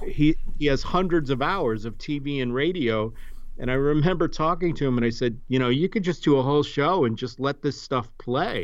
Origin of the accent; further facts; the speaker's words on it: Cleveland, Ohio, United States; moved away as an adult; also born or lived in Washington, D.C. / Southern California; I grew up in Cleveland, Ohio